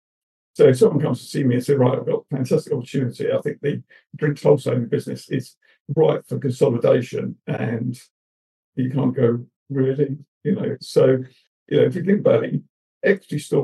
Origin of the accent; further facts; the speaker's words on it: Bristol, South West England, United Kingdom; accent: Bristol; my Bristol cup accent